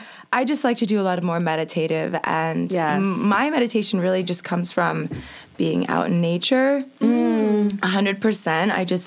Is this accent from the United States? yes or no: yes; Tampa, Florida, United States; Tampa, Florida.